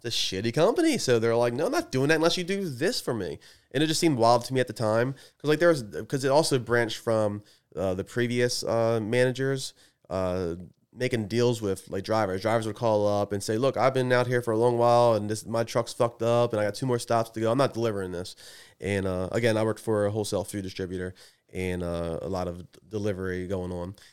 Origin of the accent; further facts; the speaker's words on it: Edgewood, United States; I'm from Edgewood